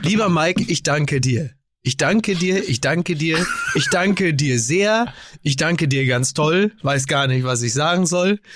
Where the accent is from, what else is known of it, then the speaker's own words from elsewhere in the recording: Germany; als, als Deutscher